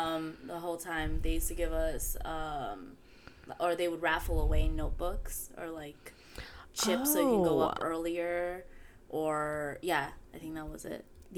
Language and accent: English; New York City, New York, United States; I grew up in East New York.